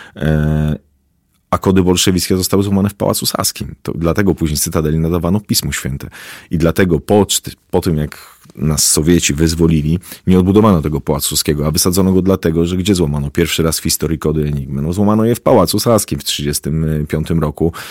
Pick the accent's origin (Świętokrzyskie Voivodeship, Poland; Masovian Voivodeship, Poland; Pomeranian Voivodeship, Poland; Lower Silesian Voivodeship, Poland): Masovian Voivodeship, Poland; Warsaw; ja osobiście jako warszawiak